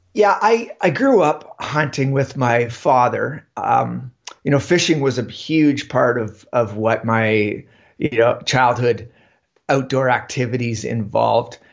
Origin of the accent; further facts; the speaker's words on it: Ontario, Canada; moved away as an adult; now in Yukon, Canada; I grew up in Ontario, so, um, just about two hours west of Toronto.